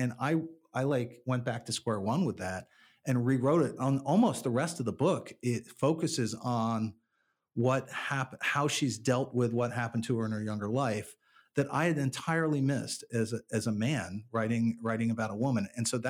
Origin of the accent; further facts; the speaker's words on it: Paris, Île-de-France, France; born there; I was born in Paris and I've gone back to France quite a bit.